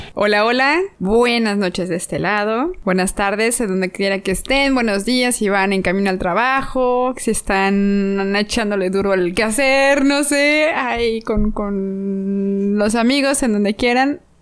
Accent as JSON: {"language": "Spanish", "country": "Mexico", "said": "como buena mexicana"}